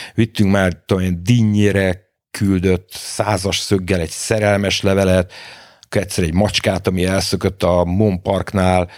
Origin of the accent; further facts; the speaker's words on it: Budapest, Hungary; a belvárosban a nagymamámék lakásában születtem bele, a Falkmikse utcába, én egy iszonyatos durva lokálpatrióta vagyok, én 18 es koromig nem nagyon hagytam el, nem nagyon a város, de még az ötödik kerületet se